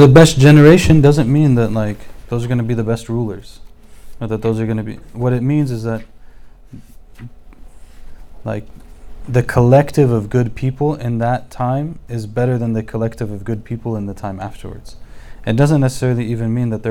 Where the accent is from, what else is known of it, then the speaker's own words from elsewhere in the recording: United States; also born or lived in Egypt; born and raised in America